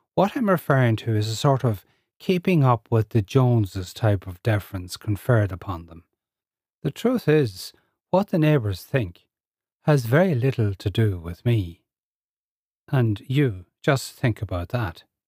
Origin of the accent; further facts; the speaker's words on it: Ireland; I'm Irish, living in Ireland with a strong cultural, Irish cultural upbringing.